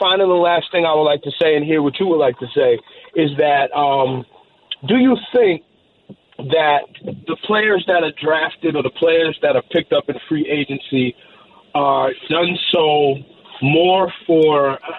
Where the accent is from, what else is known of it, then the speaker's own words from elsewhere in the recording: New York City, New York, United States; now in Long Island, United States; I'm from Brooklyn, Canarsie all my life. I live on Long Island now.